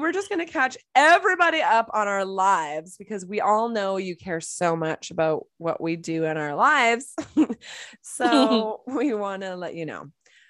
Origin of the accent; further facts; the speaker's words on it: Boston, Massachusetts, United States; To New York City, and I'm from Boston.